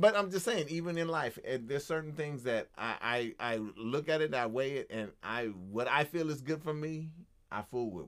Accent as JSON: {"language": "English", "country": "United States", "said": "as an American"}